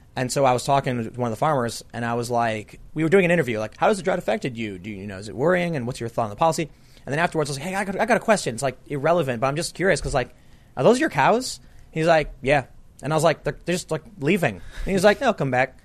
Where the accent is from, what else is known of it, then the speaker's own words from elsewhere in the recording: Chicago, Illinois, United States; I grew up on the South Side.